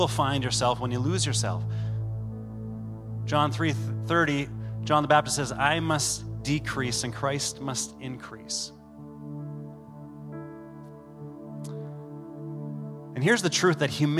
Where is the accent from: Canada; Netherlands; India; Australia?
Canada; we're Canadian